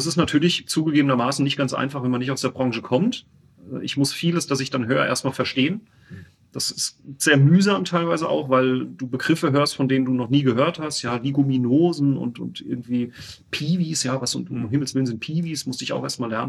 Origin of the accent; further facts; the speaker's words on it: Winterbach, Rhineland-Palatinate, Germany; ich komme ja oben von, aus Winterbach, da am Sohnwald.